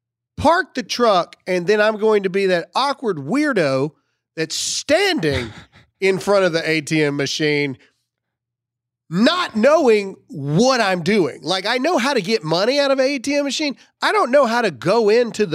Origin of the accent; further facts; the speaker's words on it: Mississippi, United States; moved away; my hometown of Mississippi